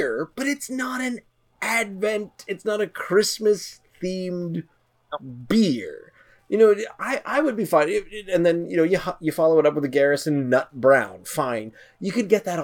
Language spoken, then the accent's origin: English; the Maritimes, Canada; I suppose as a Canadian